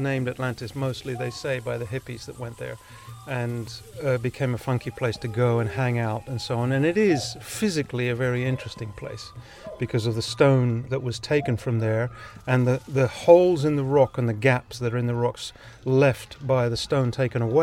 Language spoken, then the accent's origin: English; Ibiza, Balearic Islands, Spain; first language Ibicenco Catalan; English is a second language; moved away; I came to the island when I was a year old. So my first language was Ibithenko, and then English later on, and I grew up, and now I'm back.